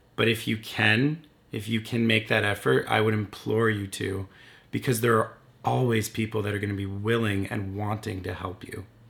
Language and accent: English; Windsor, Ontario, Canada; my hometown of Windsor, Ontario, Canada